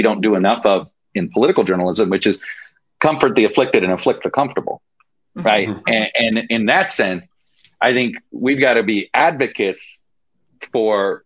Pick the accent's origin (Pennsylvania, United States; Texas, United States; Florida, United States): Florida, United States; Miami; I grew up in Miami.